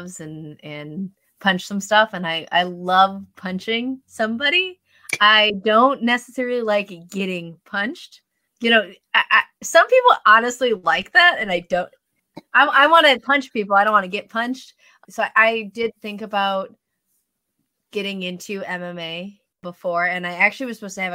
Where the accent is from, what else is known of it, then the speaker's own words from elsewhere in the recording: Wisconsin, United States; now in Seattle, United States; I grew up in Wisconsin